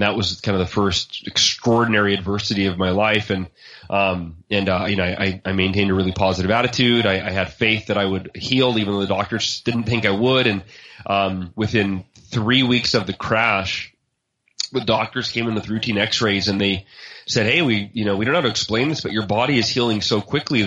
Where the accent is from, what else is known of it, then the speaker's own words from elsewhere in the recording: Oakhurst, California, United States; now in Austin, United States; I grew up in Oakhurst, California, which is a small mountain town near Yosemite National Park up in Northern California